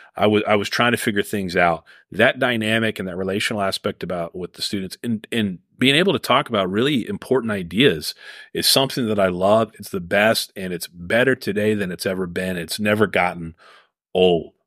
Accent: Cheverly, Maryland, United States; I grew up in Cheverly, Maryland

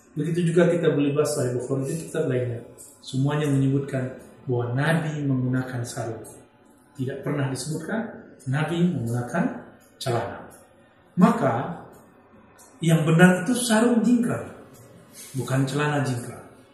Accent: Sumatra, Indonesia; di kampung saya di Sumatera

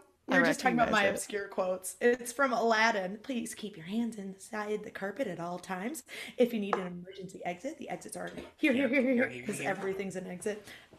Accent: Iowa, United States; I'm from Iowa.

